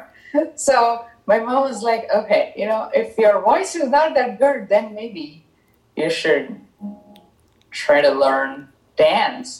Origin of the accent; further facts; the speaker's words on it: Mysore, Karnataka, India; first language Tamil; English is a second language; now in Chicago, United States; I was born and brought up in India in a small town in southern India called Mysore